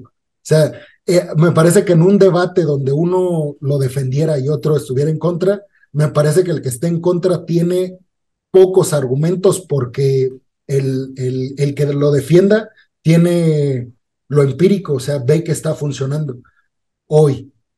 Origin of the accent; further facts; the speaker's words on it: Mexico; nuestros derechos como mexicanos